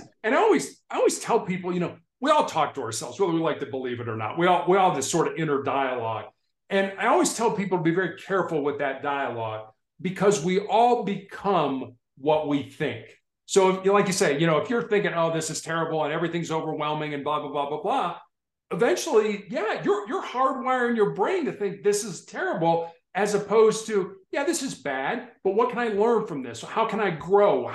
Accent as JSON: {"language": "English", "town": "Chicago", "region": "Illinois", "country": "United States", "tie": "born or raised there", "said": "when I was growing up in Chicago"}